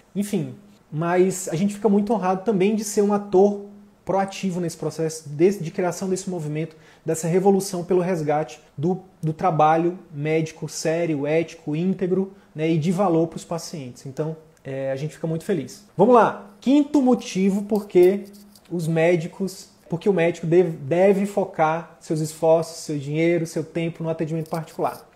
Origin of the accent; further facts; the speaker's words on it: Piauí, Brazil; a gente é do Piauí